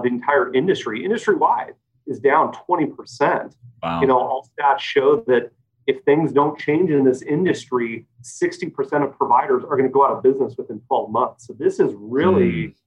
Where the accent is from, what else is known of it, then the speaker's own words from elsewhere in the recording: Salem, Oregon, United States; I'm a fifth generation Oregonian, born and raised in Salem, went to Silverton High School.